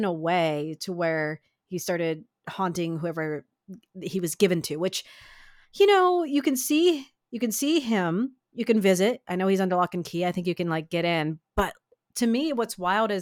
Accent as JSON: {"language": "English", "region": "Midwest", "country": "United States", "tie": "born or raised there", "said": "growing up in the Midwest, so we got tornadoes some, but like I'm in the foothills of the Appalachian Mountains"}